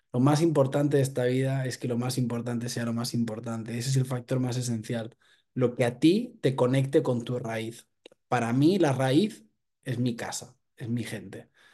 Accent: Barcelona, Catalonia, Spain; Soy un chico de Barcelona

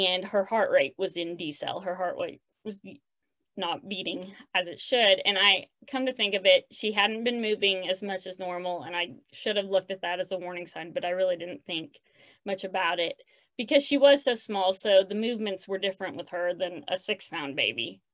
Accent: Oklahoma City, Oklahoma, United States; now in Edmond, United States; I'm born and raised in Oklahoma City

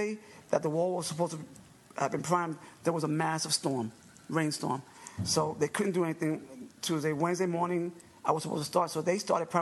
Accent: New York, United States; New Yorker, you know, born and raised in New York

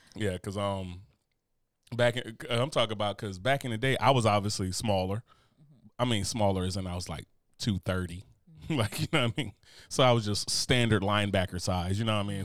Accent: the North, United States; moved away; being a Northerner

